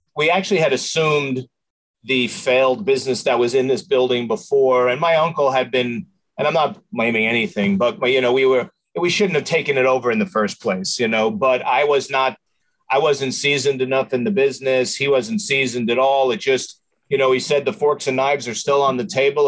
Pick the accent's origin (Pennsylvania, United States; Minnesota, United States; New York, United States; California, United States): New York, United States; moved away as an adult; now in San Antonio, United States; I'm from New York. I'm uh, just, I'm 57 years old. So my 47 years in New York and 11 years here in, uh, you know, or 10 years here in uh, San Antonio.